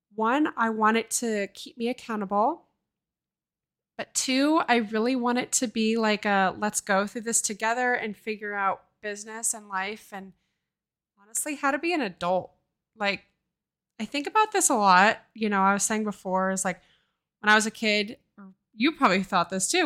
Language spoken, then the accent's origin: English; Oakland, California, United States; now in Seattle, United States; I grew up in Oakland, California.